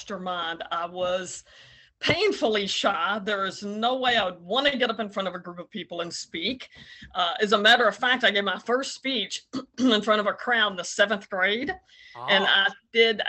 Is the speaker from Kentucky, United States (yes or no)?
yes; Henderson, Kentucky, United States; also born or lived in Morganfield, Union County, Kentucky; Actually was born in Union County in Morganfield and moved to Henderson County when I was in the fourth grade